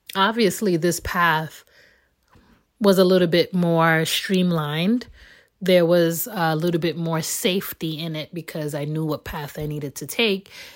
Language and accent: English; United States; born and raised in America